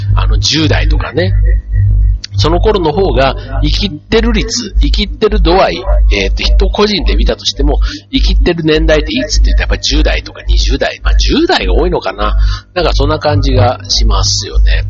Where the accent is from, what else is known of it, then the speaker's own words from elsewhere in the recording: Osaka, Japan; accent: Osaka dialect; moved away as an adult; also born or lived in Kanto; 僕はあの出身が大阪なんで